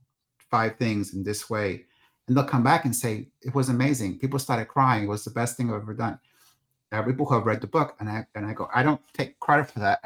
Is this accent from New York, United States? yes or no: yes; New York City, New York, United States; I grew up in New York City